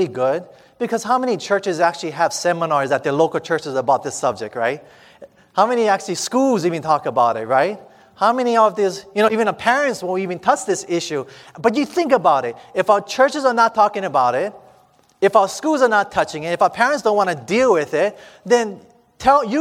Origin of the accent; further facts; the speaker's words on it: Hawaii, United States; I'm from Hawaii